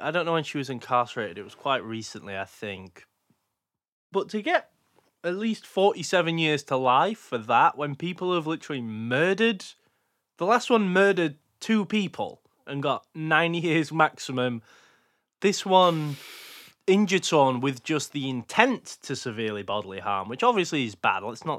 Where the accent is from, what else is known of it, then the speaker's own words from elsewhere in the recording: Odessa, Texas, United States; also born or lived in Houston; I was born in Houston, Texas, but grew up in Odessa, Texas.